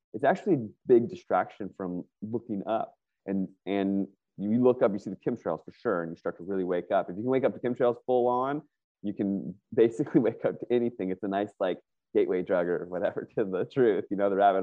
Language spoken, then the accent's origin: English; Northern Virginia, United States; moved away as an adult; now in Northern California, United States; I grew up in Northern Virginia.